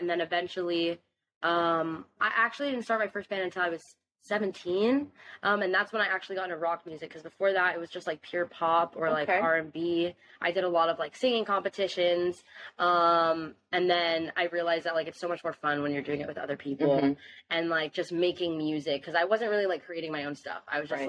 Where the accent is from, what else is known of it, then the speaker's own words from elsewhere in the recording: Fort Lauderdale, Florida, United States; I'm 21 years old, and I'm a singer from the Fort Lauderdale, South Florida area.